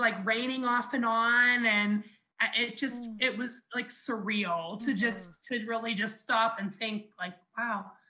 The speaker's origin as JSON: {"language": "English", "town": "Jefferson", "country": "United States", "tie": "born or raised there", "said": "my hometown here in Jefferson, like where I grew up"}